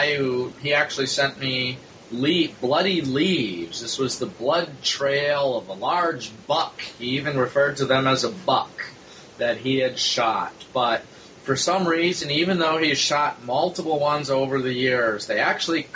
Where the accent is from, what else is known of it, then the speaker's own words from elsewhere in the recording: Midwest, United States; now in New York, United States; I'm now in New York, but I grew up in the Midwest.